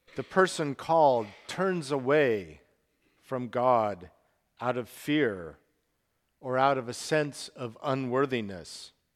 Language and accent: English; Salt Lake City, Utah, United States; moved away as an adult; also born or lived in Portland, Oregon; Salt Lake City, where I grew up